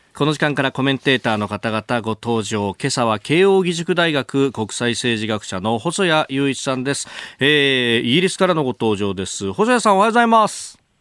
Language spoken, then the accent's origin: Japanese; Kanagawa, Japan; 故郷の神奈川はあ僕のところはね046だった